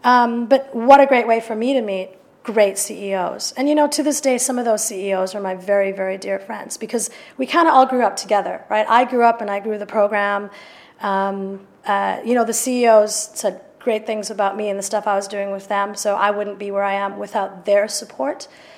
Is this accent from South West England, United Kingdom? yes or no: no; London, United Kingdom; but I'm a European. Despite this accent, I am a European. I'm a proud European. And I'm a Londoner, and I'm a proud Londoner.